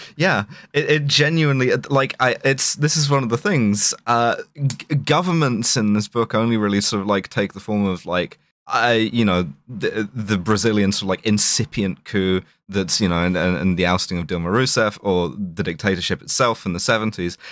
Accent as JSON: {"language": "English", "region": "London", "country": "United Kingdom", "tie": "born or raised there", "said": "growing up in South London"}